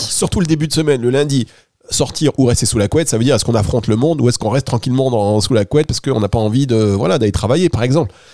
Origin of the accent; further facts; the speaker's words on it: Dunkirk, Hauts-de-France, France; je suis originaire du Nord, donc de Dunkerque